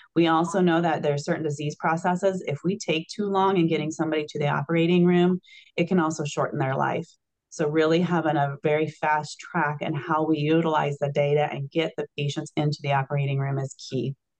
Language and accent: English; Illinois, United States; now in Wisconsin, United States; I'm from Illinois originally